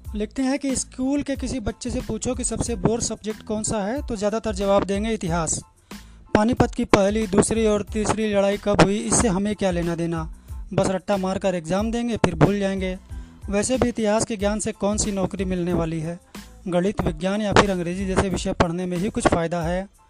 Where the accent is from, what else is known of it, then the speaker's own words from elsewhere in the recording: Ratlam, Madhya Pradesh, India; मैं रतलाम में जन्मी हूँ